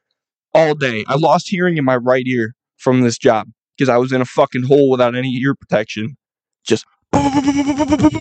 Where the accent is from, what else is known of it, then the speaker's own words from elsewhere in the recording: Buffalo, New York, United States; I'm from Buffalo.